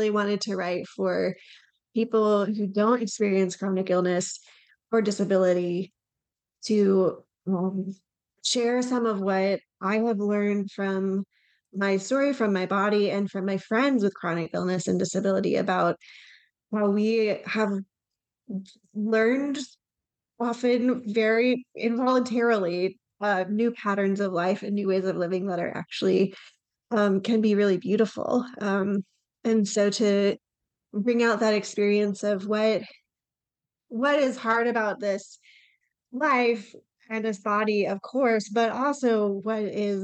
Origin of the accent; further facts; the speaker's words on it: Atlanta, Georgia, United States; moved away as an adult; now in Chattanooga, United States; I am from North Atlanta, and then I went to college near here